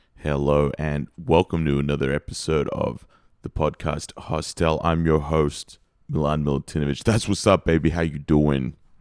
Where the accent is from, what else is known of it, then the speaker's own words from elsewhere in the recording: Australia; I'm Australian